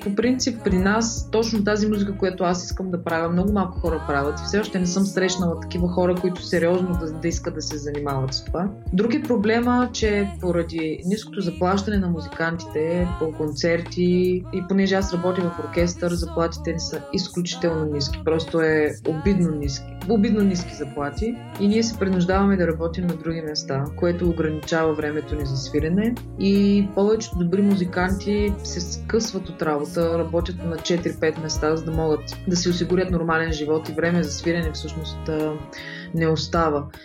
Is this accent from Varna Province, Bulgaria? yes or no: no; Shumen, Shumen Province, Bulgaria; moved away as an adult; now in Sofia, Bulgaria; тъй като съм от Шумен, а там няма музикално училище